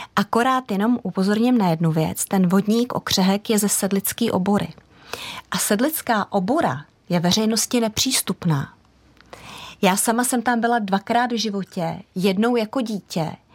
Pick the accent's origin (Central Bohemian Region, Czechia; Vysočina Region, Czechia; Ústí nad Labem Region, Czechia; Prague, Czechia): Prague, Czechia; also born or lived in Holušice, South Bohemian Region; jsem vyrostla na tom venkově, ač pražský dítě